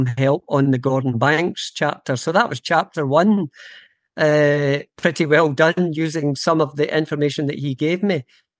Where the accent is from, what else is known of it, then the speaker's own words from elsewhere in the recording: Scotland, United Kingdom; it was going to be a fairly easy process for me as a Scottish genealogist